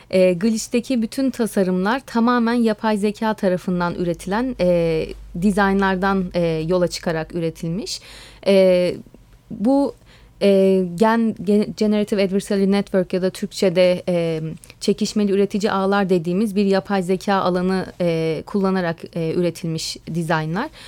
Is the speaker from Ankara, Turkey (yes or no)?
no; Istanbul, Turkey; born there; also born or lived in Bodrum; Evet, e, ben 1985 yılında İstanbul'da doğdum. Daha sonra e, Bodrum'a yerleştik